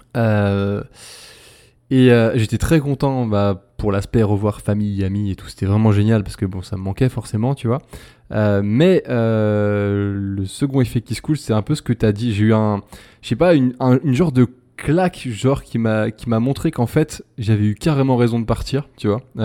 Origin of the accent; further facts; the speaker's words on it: France; moved away as an adult; now in Brazil; en tant que français